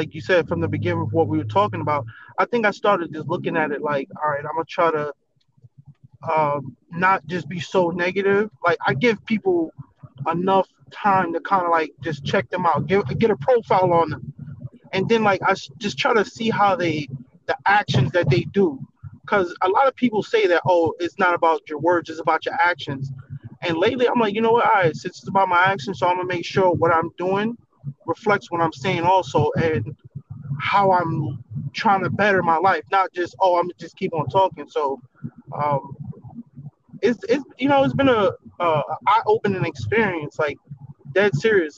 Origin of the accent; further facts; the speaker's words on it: New York, United States; moved away; I'm from New York, because I haven't lived in New York in a long time